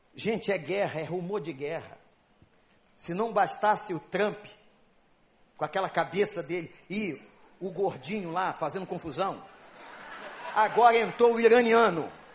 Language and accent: Portuguese; Brazil